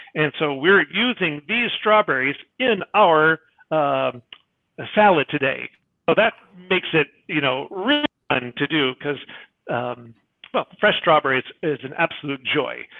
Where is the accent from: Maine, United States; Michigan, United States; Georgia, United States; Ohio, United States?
Michigan, United States; I am a wimp from Michigan